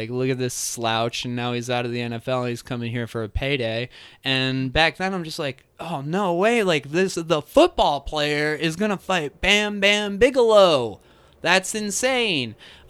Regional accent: East Coast, United States; I grew up on the East Coast.

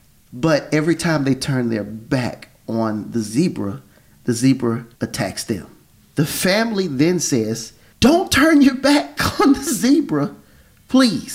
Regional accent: Texas, United States; I grew up in Texas

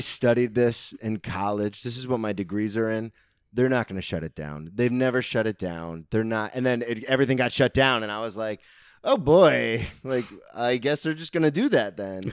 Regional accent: Daytona Beach, Florida, United States; I grew up here, I lived here my whole life

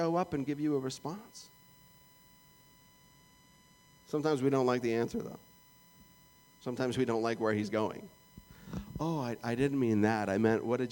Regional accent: Canada; moved away as an adult; That's where I was born

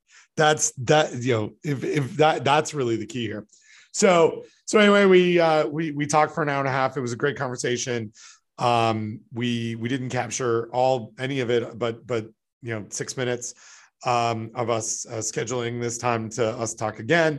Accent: Canada; I'm Canadian

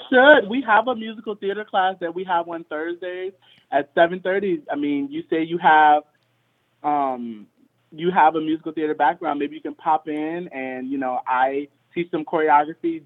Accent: Richmond, Virginia, United States; I grew up in Richmond, Virginia

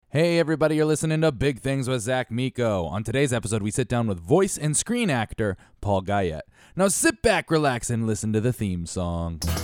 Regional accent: Connecticut, United States; also born or lived in Bridgeport, Connecticut / Stratford, Connecticut; I was born and raised in Connecticut

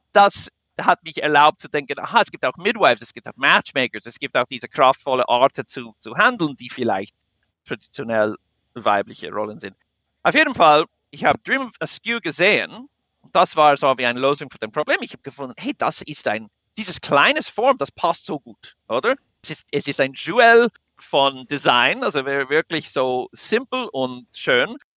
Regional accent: United States; German is a second language; now in Switzerland; Also wir als Amerikaner

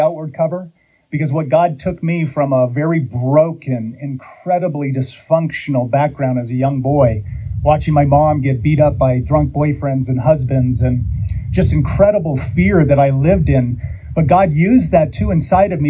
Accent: California, United States; I'm from California

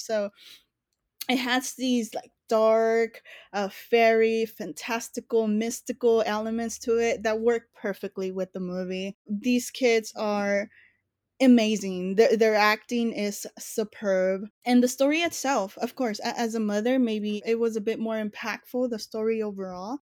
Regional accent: Los Angeles, California, United States; born and raised in East L

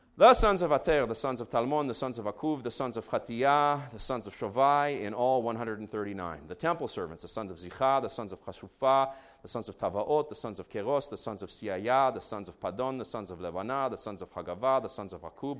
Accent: Israel; moved away; I grew up in Israel, so I'm gonna read these names in Hebrew

